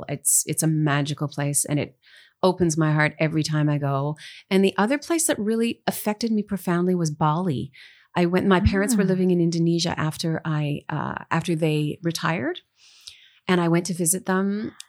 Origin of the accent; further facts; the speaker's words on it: Dryden, Ontario, Canada; I'm from Northern Ontario, as you mentioned. I lived in a whole bunch of different Northern towns. My dad was a pulp and paper engineer, so we moved a lot. But I was born in the little town of Dryden